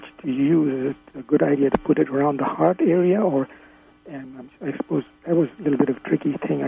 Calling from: London, Ontario, Canada; London, Ontario, Canada.

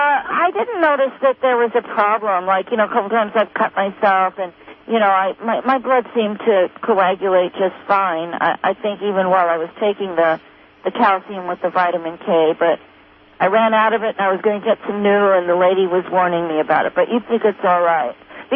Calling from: California, United States; Yes, I'm from Sourceville here in Southern Humboldt.

